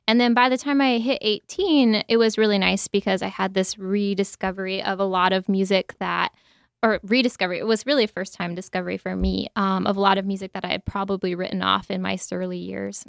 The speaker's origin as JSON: {"language": "English", "town": "Asheville", "region": "North Carolina", "country": "United States", "tie": "born or raised there", "also_born_or_lived": "Nashville", "moved": "yes", "said": "I was born in Asheville, North Carolina"}